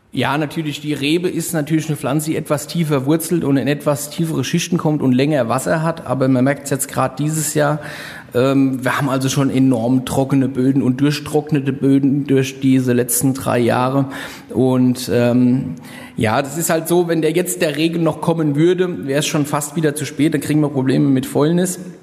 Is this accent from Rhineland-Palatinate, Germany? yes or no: yes; Rheinhessen, Rhineland-Palatinate, Germany; hier bei uns in Rheinhessen